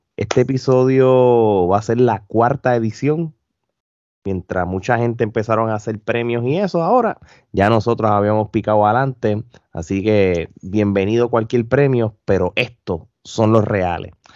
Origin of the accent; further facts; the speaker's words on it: Puerto Rico; nosotros no somos regionales, pero somos boricuas